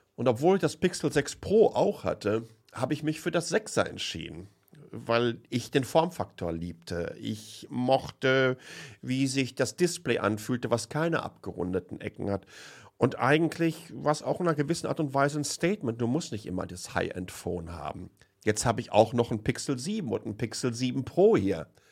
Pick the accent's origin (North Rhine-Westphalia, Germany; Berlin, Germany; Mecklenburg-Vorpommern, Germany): North Rhine-Westphalia, Germany; home region around Lünen; aus meiner Heimatregion